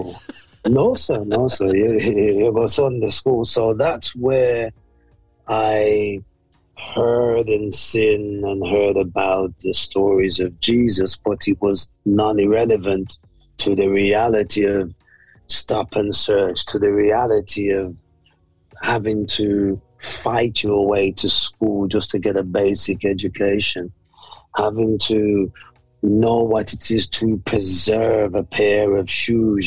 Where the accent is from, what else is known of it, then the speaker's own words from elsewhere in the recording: Birmingham, West Midlands, United Kingdom; I was born here in the UK in the 60s, late 60s. And I was born actually in Handsworth.